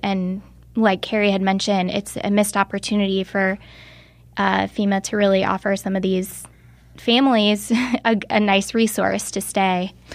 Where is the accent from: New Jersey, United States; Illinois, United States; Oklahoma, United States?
Illinois, United States; Bradley; moved away as an adult; now in Chicago, United States; my hometown of Bradley, Illinois, which is an hour south of here